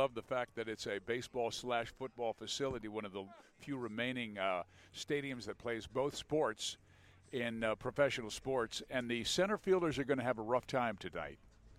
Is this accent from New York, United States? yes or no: no; Kansas City, Missouri, United States; I was raised in Kansas City